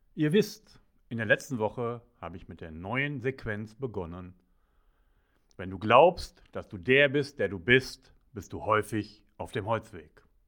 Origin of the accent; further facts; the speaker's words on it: Ruhr area, North Rhine-Westphalia, Germany; Ich bin im Pott aufgewachsen